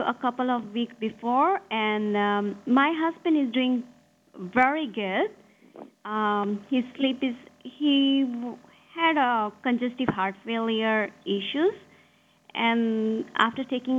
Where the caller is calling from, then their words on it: Goa, India; I'm calling you from Goa, India.